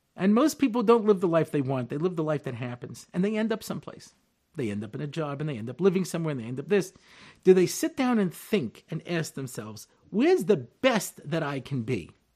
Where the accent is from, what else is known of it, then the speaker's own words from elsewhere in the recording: Long Island, New York, United States; moved away as an adult; now in Israel; I'm originally from Long Island, New York, and I moved to Hartzell in nineteen eighty-eight